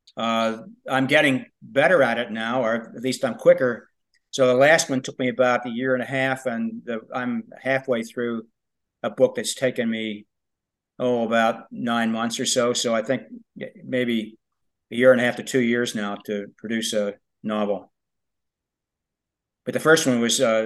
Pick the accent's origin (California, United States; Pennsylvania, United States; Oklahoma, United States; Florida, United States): Pennsylvania, United States; now in Louisville, United States; I wrote some of it in Pennsylvania, in my hometown, where the book actually takes place.